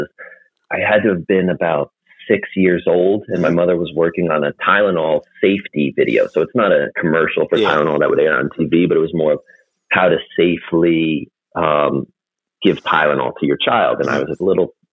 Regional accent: New Jersey, United States; I'm from New Jersey, and I primarily work right outside of the New York area.

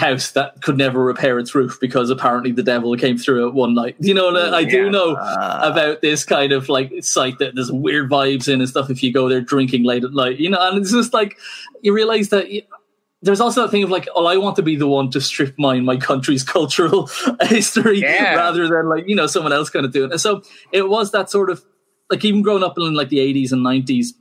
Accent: Ireland; I'm Irish

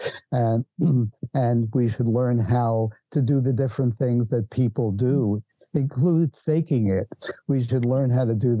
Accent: New York City, New York, United States; moved away; I was born in New York City.

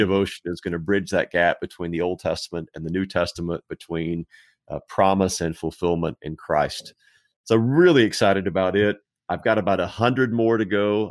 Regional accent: Texas, United States; I was raised in Texas, still live in Texas

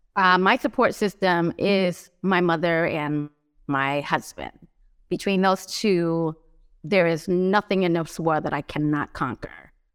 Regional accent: Los Angeles, California, United States; moved away as an adult; now in Philadelphia, United States; I was raised in Los Angeles my whole life, um, not my whole entire life, but the majority of my young and adult life, I found myself in Los Angeles

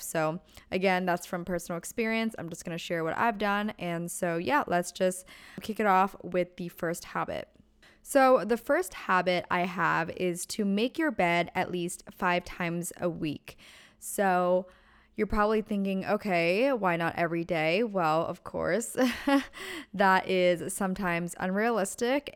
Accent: Pennsylvania, United States; now in Southern California, United States; I'm originally from Pennsylvania. And growing up, the closest Starbucks was about 20 minutes away

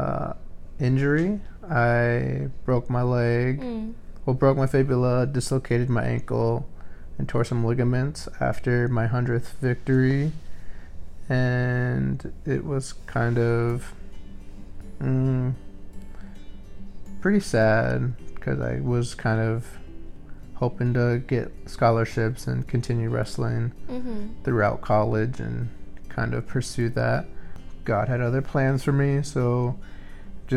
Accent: Iowa, United States; also born or lived in Wisconsin; I was born in Wisconsin, and I moved to Iowa when I was about 4 with my family

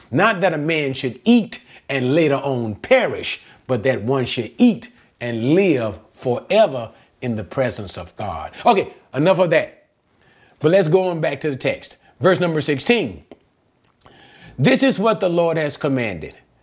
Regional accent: United States; I am an American

